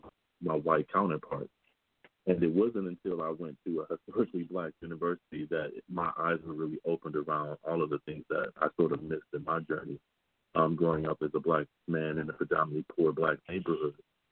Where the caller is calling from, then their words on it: Michigan, United States; I know that for me, I'm calling in from Michigan